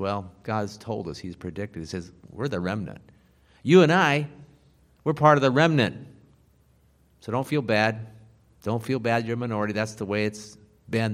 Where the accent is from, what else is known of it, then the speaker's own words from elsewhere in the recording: Carroll, Iowa, United States; now in Tampa, United States; my hometown of Carroll, Iowa